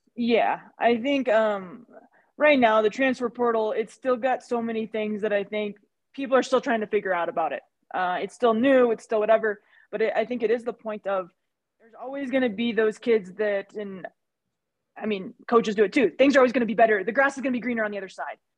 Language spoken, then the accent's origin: English; Missouri, United States; now in Wyoming, United States; I was from Missouri